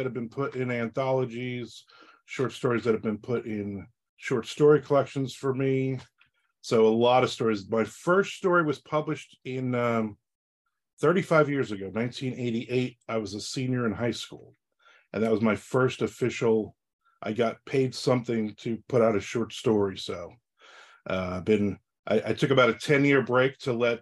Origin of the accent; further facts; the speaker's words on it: New Jersey, United States; I'm from Jersey